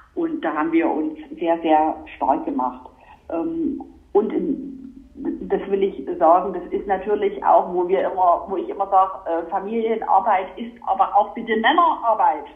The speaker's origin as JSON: {"language": "German", "area": "Vogtland", "region": "Saxony", "country": "Germany", "tie": "born or raised there", "said": "War dann Vorsitzende der Jungen Union im Vogtland in meiner Heimatregion"}